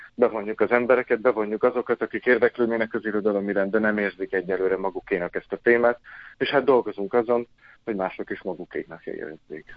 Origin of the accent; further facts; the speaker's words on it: Salgótarján, Nógrád, Hungary; moved away as an adult; also born or lived in Sárospatak; now in Debrecen, Hungary; Azt nem mondom, hogy debreceniként gondolok magamra, mert még mindig Salgó Tarjániként